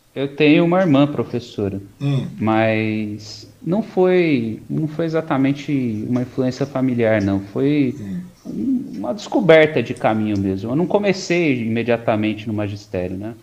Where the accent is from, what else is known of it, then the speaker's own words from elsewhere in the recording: Mogi das Cruzes, São Paulo, Brazil; also born or lived in Poá; eu nasci em Mogi, passei hum. boa parte da minha vida lá